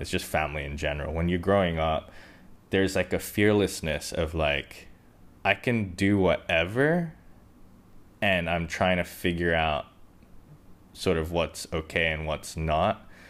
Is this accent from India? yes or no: no; Hong Kong; I grew up in Hong Kong